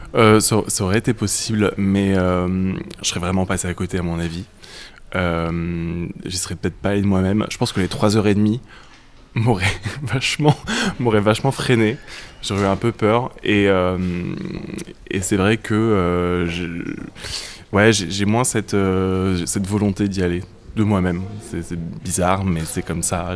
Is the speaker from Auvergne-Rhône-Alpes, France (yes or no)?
yes; Grenoble countryside, Auvergne-Rhône-Alpes, France; j'ai grandi dans la campagne grenobloise